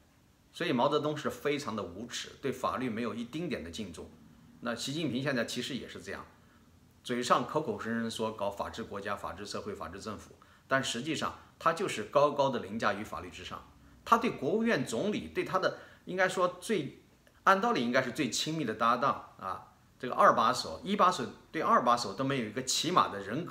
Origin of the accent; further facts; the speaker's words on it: China; 我相信作为一个中国人，一个华裔啊，不管是你在生活在什么地方